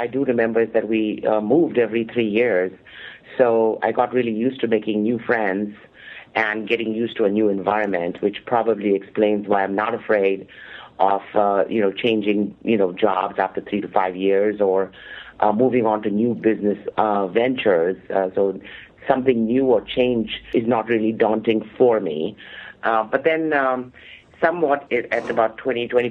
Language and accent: English; India; moved away as an adult; also born or lived in Milpitas, California; now in United States; I am from India, and I actually came to the U.S. somewhat accidentally